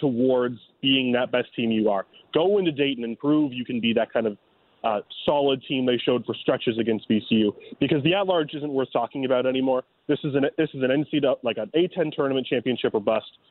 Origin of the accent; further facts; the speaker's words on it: Toronto, Ontario, Canada; now in St. Louis, United States; my hometown Blue Jays